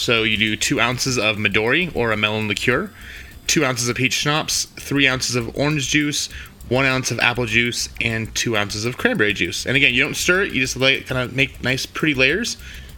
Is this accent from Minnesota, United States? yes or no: no; Temecula, California, United States; moved away as an adult; now in Utah, United States; in my hometown of Temecula